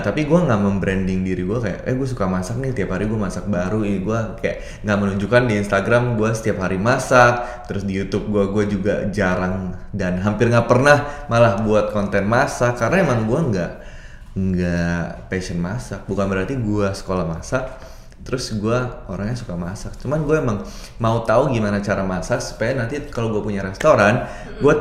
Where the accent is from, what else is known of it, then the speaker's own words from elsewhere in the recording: Jakarta, Indonesia; moved away as an adult; also born or lived in Sydney; gua lahir dan besar di Jakarta